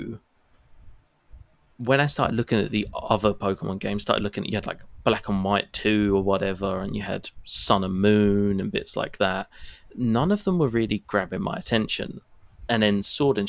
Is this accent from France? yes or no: no; United Kingdom; the bits of the UK that I'm from